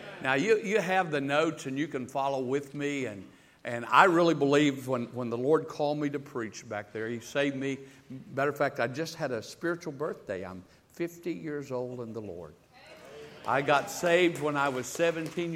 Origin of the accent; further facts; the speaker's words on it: the South, United States; I'm from the South. I'm not from the North